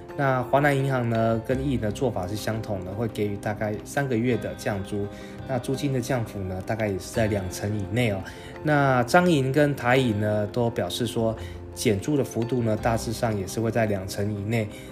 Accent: Taiwan; 我们台湾人其实不要太小看我们自己哦

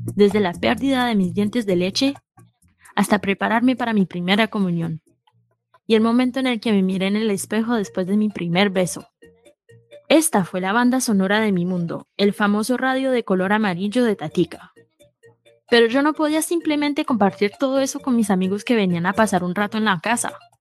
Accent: New York, United States; Estos dos inmigrantes colombianos se encontraron en Nueva York, se enamoraron, se casaron y me tuvieron a mí

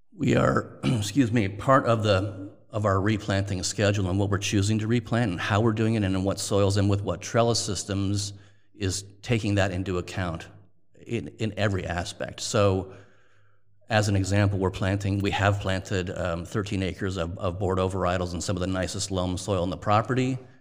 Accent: Toronto, Ontario, Canada; moved away; also born or lived in Montreal; I'm Canadian. I was born in Toronto, went to university in Montreal, McGill University

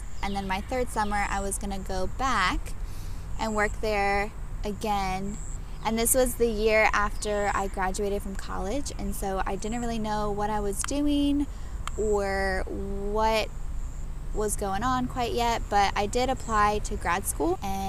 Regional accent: Namibia; born there; But I was born in Namibia, which is in Africa, not South Africa, because everyone automatically assumes South Africa, but Namibia is its own country, and it's right above South Africa.

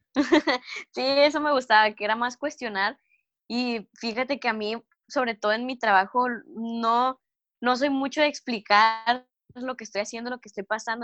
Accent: Mexico; primer mexicana y joven de 17 años

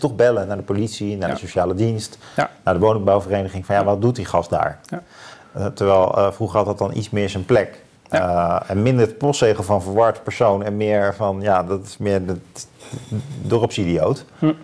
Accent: Leusden, Utrecht, Netherlands; Ik ben dan eh, opgegroeid in Leusden bij Amersfoort

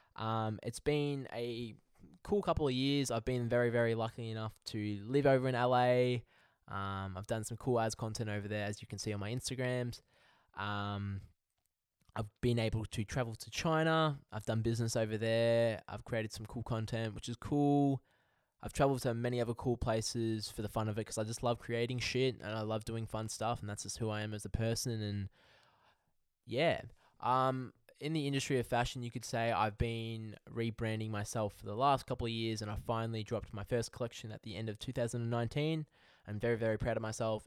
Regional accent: Melbourne, Victoria, Australia; I'm from Melbourne, Australia

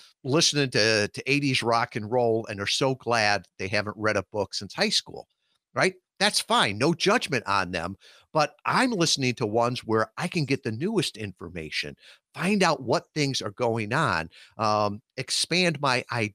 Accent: Chicago suburbs, Illinois, United States; I grew up out in the Chicago suburbs

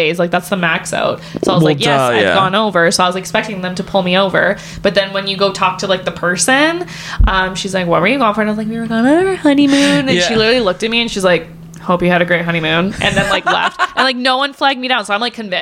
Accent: Canada; us being Canadian citizens

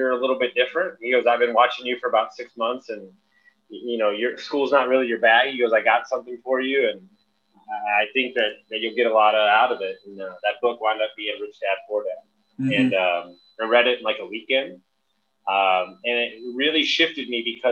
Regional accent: Houston, Texas, United States; also born or lived in Fannett, Texas; I moved from Houston to a small town called Fannett, Texas, near Louisiana

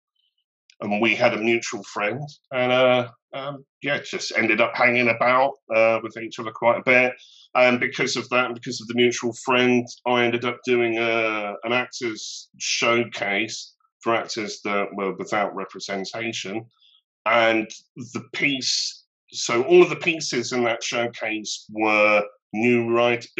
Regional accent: London, United Kingdom; also born or lived in Venice, Italy; I was born in Walthamstow. Well, Leytonstone, Whips Cross Hospital

